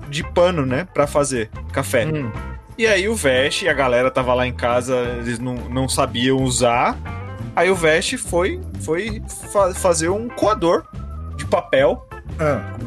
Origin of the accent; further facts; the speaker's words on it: Brazil; como bom brasileiro